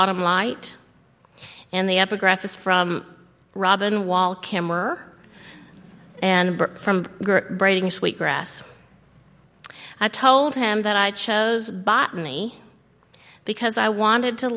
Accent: Alabama, United States; now in Tennessee, United States; I grew up in Alabama where the new season mostly means the end of unrelenting heat and oppressive humidity.

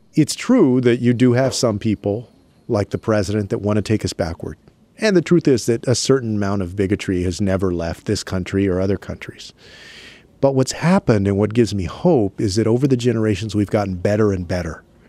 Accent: San Antonio, Texas, United States; my hometown of San Antonio

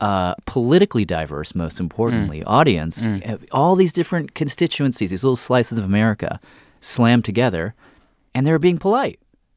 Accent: Tennessee, United States; moved away; also born or lived in Queens; I grew up in Tennessee, so I grew up in the South

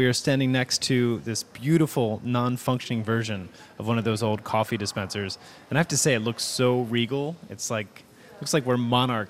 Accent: Philadelphia, Pennsylvania, United States; I grew up in Philadelphia

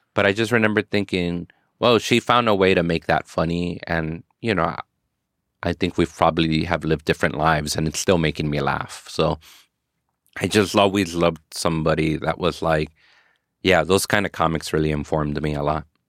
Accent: Inglewood, California, United States; also born or lived in South Central Los Angeles; I grew up in Inglewood, and then as an adult, I lived in South Central Los Angeles

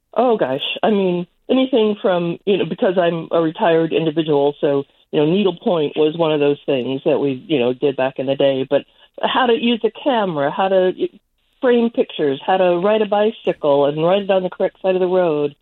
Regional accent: Missouri, United States; now in Minnesota, United States; I grew up in Missouri, but I'm a Minnesota resident now

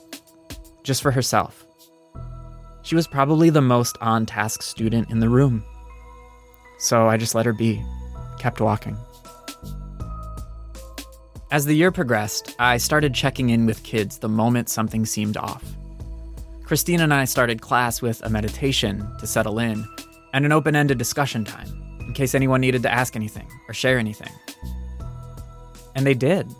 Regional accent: East Coast suburbs, United States; I was a white kid from the East Coast suburbs

